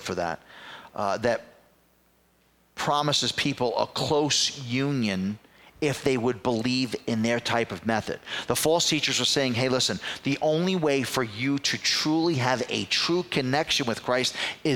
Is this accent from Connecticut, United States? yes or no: no; New York City, New York, United States; I was growing up in the Bronx as a kid